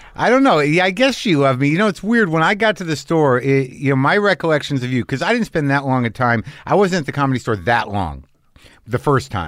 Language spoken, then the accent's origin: English; New Mexico, United States; I grew up in New Mexico